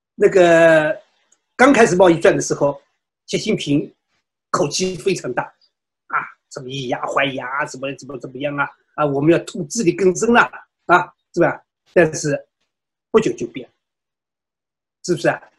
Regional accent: China; moved away; 西方社会对于我们中国人民追求自由民主的愿望

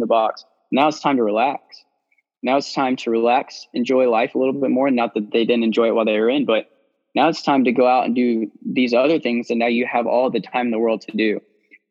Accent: Hawaii, United States; I was born in Hawaii

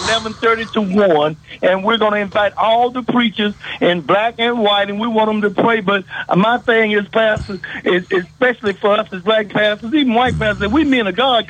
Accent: Dallas, Texas, United States; I'm originally from Dallas, too.

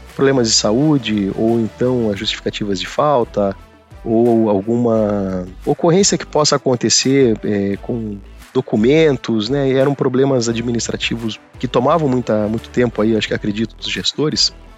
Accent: Curitiba, Paraná, Brazil; eu sou curitibano, né? Sou nascido em Curitiba, minha família toda de lá. É, eu fiz toda, toda a parte né, de estudo fundamental, né? A parte né, de educação lá em Curitiba mesmo

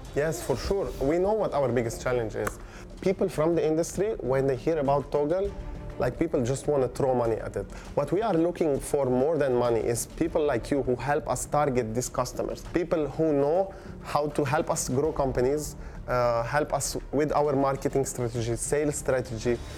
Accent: Beirut, Beirut Governorate, Lebanon; moved away; I come from Lebanon, Beirut, Lebanon.

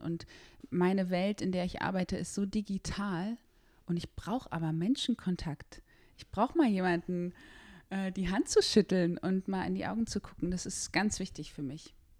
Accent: Berlin, Germany; ich bin in Berlin geboren

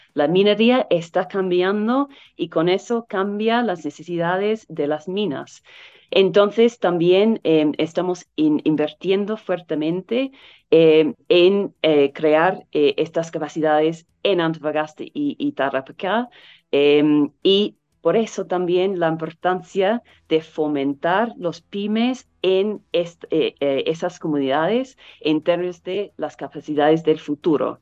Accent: New Zealand; Spanish is a second language; now in Chile; Originalmente de Nueva Zelanda

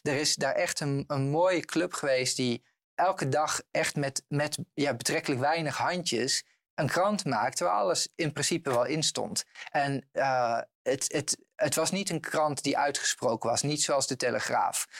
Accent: Eibergen, Gelderland, Netherlands; bij de jongerenraad in Eibergen, dorp waar ik ben opgegroeid

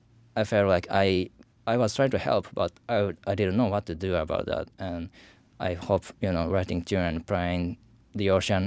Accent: Fukushima, Japan; English is a second language; moved away as an adult; now in Boston, United States; I came from Fukushima, but I wasn't there

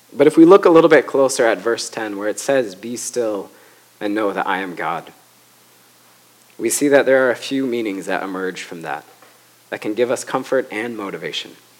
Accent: Grand Rapids, Michigan, United States; Grand Rapids, Michigan, my hometown

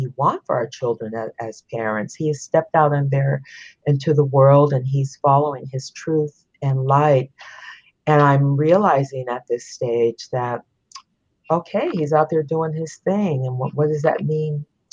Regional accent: San Francisco, California, United States; also born or lived in Sonoma County, California; I'm a California native, born and raised in San Francisco. living now in Sonoma County

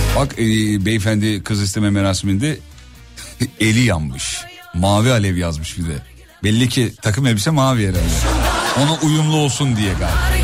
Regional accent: İzmit, Kocaeli, Turkey; also born or lived in Erzurum (ancestry); ben aslen Erzurumluyum. Anne babam Erzurumlu. Doğma büyüme İzmitliyim ama aslım oralı.

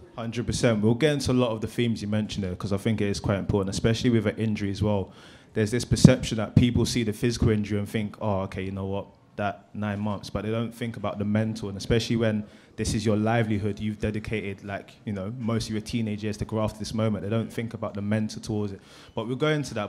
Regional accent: London, United Kingdom; growing up in South London

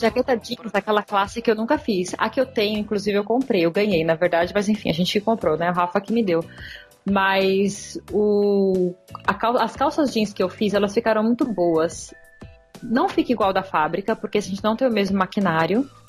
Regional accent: Brazil; moved away as an adult; also born or lived in New Zealand; Eu saí do Brasil só com roupa de verão

